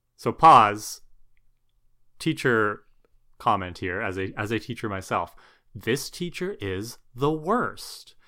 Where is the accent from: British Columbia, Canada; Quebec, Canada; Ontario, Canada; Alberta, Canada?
Ontario, Canada; Thunder Bay; where we grew up in Thunder Bay